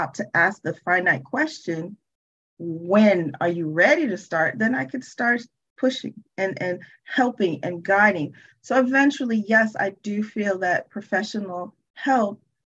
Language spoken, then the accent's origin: English; New York City, New York, United States; I actually was born and raised in Brooklyn, New York